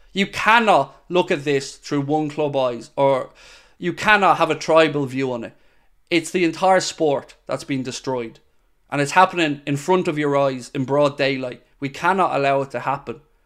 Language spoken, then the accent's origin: English; Ireland; I'm Irish, as you may be aware.